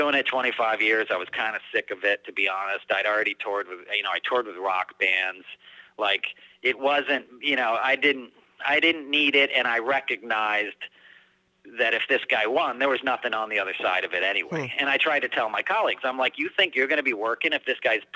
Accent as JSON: {"language": "English", "region": "New York", "country": "United States", "tie": "born or raised there", "said": "I grew up in New York"}